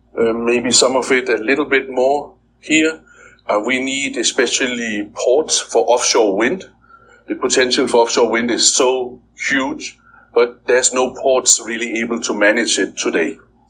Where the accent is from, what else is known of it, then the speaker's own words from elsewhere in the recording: Denmark; now in Philippines; I'm from Denmark